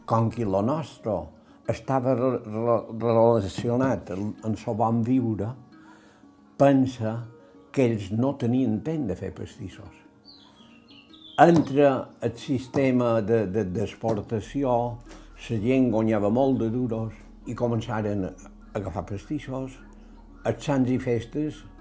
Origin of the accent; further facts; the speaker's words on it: Sa Pobla, Balearic Islands, Spain; Jo vaig néixer l'any 1939, eh, vaig néixer a la Pobla